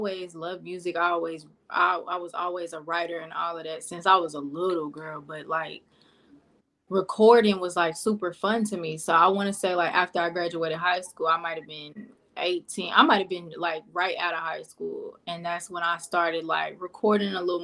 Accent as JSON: {"language": "English", "town": "Pine Bluff", "region": "Arkansas", "country": "United States", "moved": "yes", "said": "I'm from Pine Bluff, Arkansas, originally."}